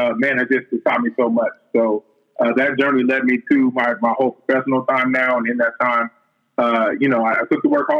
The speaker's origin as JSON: {"language": "English", "town": "Seattle", "region": "Washington", "country": "United States", "tie": "born or raised there", "said": "I was born and raised in Seattle."}